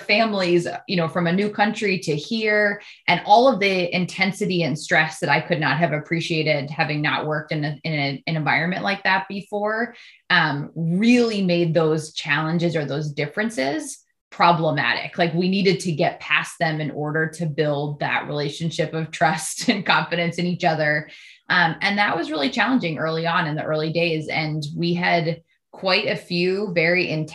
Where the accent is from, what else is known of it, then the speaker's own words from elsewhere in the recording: United States; as an American